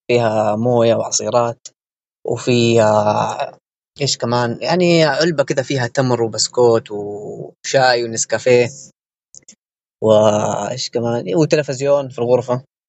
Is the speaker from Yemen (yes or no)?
yes; Yemen; moved away as an adult; also born or lived in Wuhan, China; احنا كطلاب يمنيين يعني في الصين